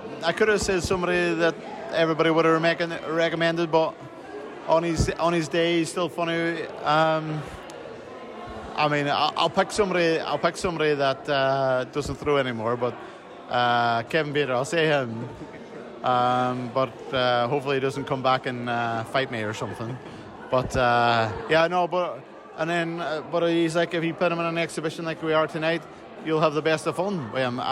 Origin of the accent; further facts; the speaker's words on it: Northern Ireland, United Kingdom; I come from Northern Ireland